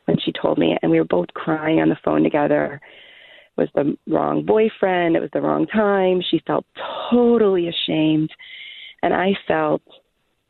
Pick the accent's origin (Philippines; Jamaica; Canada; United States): United States; Austin, Texas; I grew up in Texas, in Austin, and I grew up, my family's pretty typical pro-choice Jewish family